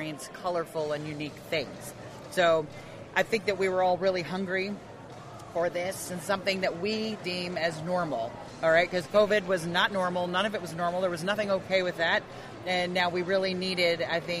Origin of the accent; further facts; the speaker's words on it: Knoxville, Tennessee, United States; We love Knoxville. We're from Knoxville. We live here